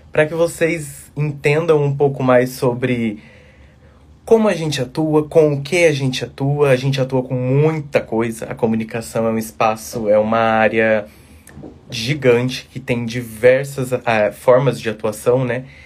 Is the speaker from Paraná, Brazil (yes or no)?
no; Mato Grosso do Sul, Brazil; now in São Paulo, Brazil; Hoje eu tô em São Paulo, mas eu vim lá do Mato Grosso do Sul